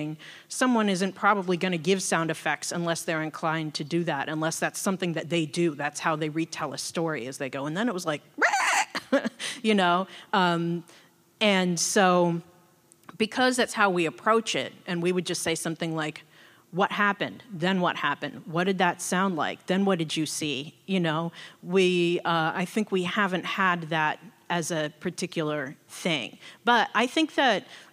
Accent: Seattle, Washington, United States; I was born and raised in Seattle.

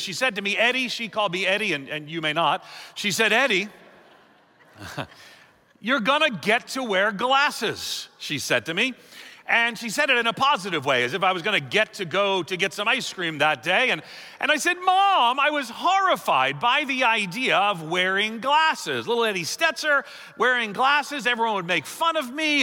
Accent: New York City, New York, United States; moved away as an adult; now in Chicago, United States; I'm from New York City

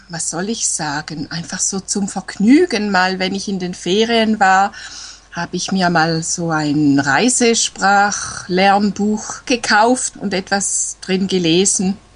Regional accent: Eastern Switzerland, Switzerland; Ich komme aus der Schweiz, aus der Ostschweiz, nahe beim Bodensee.

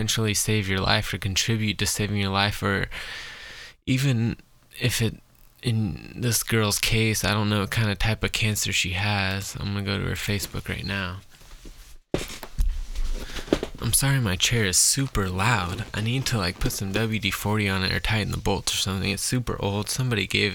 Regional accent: Scotland, United Kingdom; I'm Scottish

